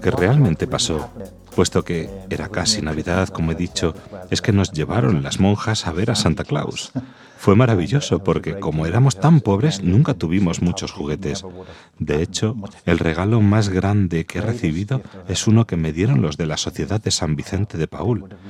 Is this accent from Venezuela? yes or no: no; Dublin, Leinster, Ireland; moved away; Nací y me crié en Dublín